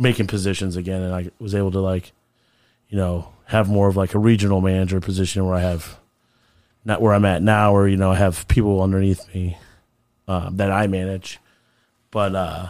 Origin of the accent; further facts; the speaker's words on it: Granger, Indiana, United States; also born or lived in Fort Wayne, Indiana; I grew up in Granger, Indiana, which is right outside South Bend.